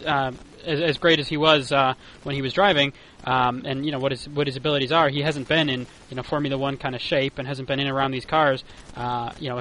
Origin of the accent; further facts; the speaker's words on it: United States; accent: American; my American accent